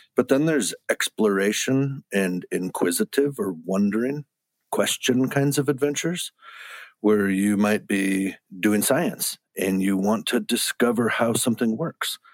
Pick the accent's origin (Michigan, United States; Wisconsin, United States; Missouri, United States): Wisconsin, United States; when I grew up in Wisconsin